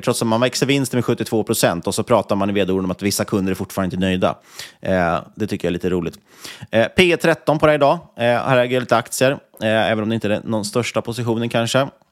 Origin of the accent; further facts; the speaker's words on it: Sweden; som svensk